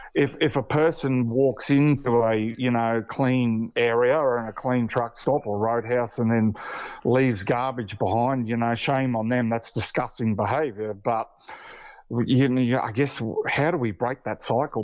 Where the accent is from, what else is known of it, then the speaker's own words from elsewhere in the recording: Queensland, Australia; I'm a Queenslander